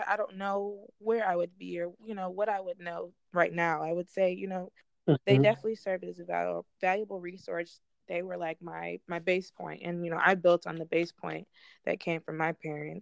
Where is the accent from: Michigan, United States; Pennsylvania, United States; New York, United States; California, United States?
Michigan, United States; Southfield; I'm from Southfield